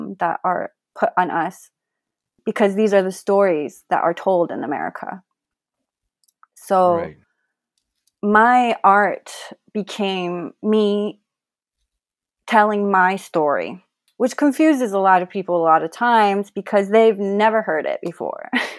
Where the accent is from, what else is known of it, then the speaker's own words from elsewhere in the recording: Colorado Springs, Colorado, United States; Where are you from? And a lot of times when I would say in Colorado Springs, the energy would change